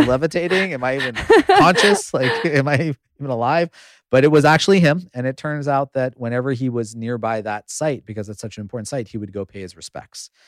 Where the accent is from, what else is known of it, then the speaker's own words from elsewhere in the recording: United States; I grew up in the United States at a time when we didn't have a lot of Indian role models.